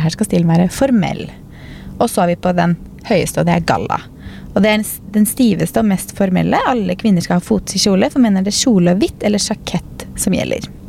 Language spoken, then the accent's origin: Norwegian; Norway